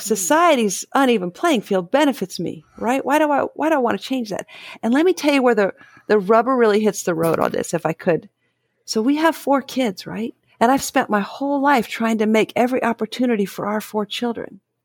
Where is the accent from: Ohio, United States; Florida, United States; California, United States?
Ohio, United States; Dayton; I grew up in Dayton